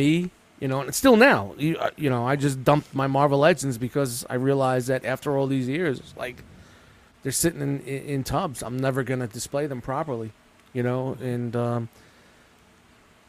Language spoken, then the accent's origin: English; New York City, New York, United States; I grew up in Brooklyn